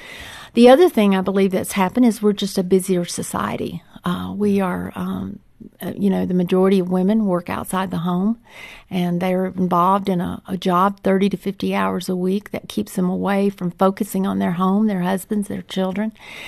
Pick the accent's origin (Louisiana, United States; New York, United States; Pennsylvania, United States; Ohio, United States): Louisiana, United States; West Monroe; Louisiana. West Monroe, Louisiana.